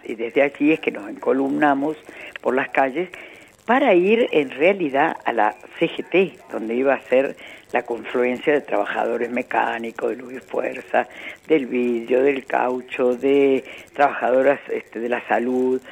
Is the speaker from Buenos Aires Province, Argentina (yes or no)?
no; Córdoba, Argentina; moved away; hablar para mi tierra es siempre muy grato ya que yo hace muchos años que no vivo allá